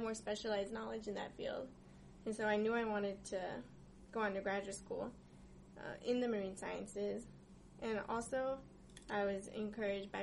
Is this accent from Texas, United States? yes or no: yes; Texas, United States; moved away as an adult; now in San Diego, United States; playing in the woods near my childhood home, and visiting the beach since I'm from Texas